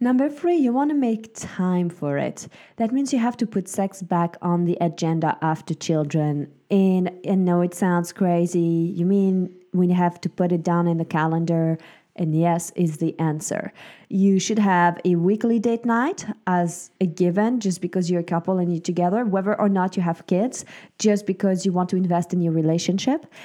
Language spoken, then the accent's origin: English; Switzerland; moved away; I grew up in Switzerland.